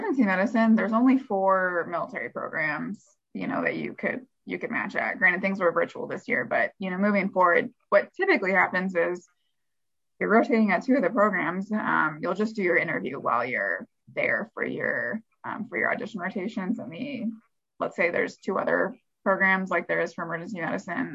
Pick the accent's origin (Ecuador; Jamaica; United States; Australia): United States; Midwest; I'm from the Midwest, I did want to stay in the Midwest.